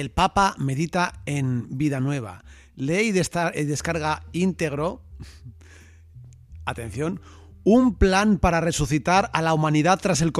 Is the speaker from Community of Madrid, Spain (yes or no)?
yes; Madrid, Community of Madrid, Spain; Tengo la nariz tapada, soy de Madrid.